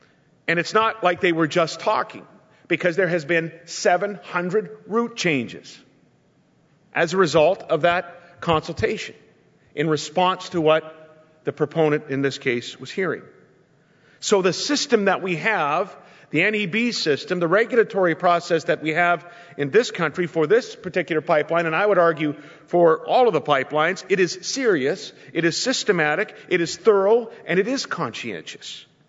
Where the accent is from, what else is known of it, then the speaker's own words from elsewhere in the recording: Canada; I'm proud of that as a Canadian.